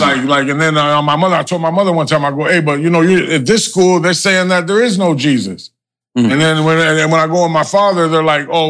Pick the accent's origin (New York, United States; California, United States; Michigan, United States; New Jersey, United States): California, United States; Los Angeles; also born or lived in Hollywood; I grew up basically in the Baldwin Village.